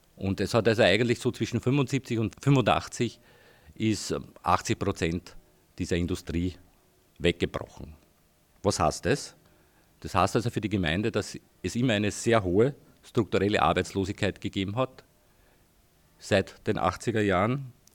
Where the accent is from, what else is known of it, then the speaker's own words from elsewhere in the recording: Heidenreichstein, Lower Austria, Austria; ich komme aus Heidenreichstein, war dort irgendwie auch politisch aktiv